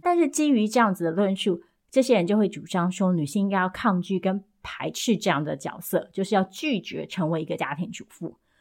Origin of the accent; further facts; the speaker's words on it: Taiwan; 作为台湾人